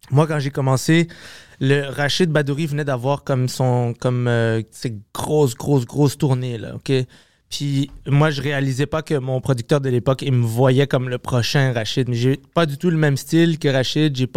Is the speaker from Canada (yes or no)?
yes; Montreal, Quebec, Canada; je viens de Ville-Saint-Laurent, là. Je viens d'à côté d'ici, là.